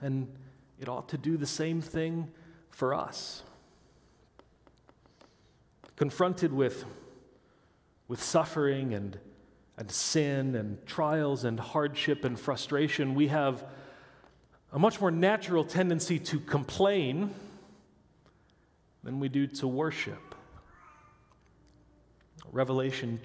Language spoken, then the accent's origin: English; Midwest, United States; I grew up in the Midwest where there's no mountains or hills or bumps. I could stand on my tiptoes and see across to Iowa